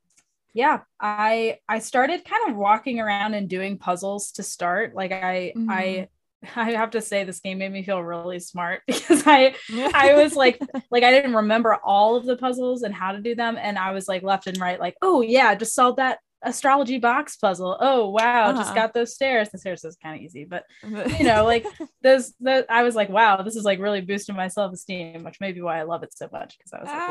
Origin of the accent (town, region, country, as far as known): United States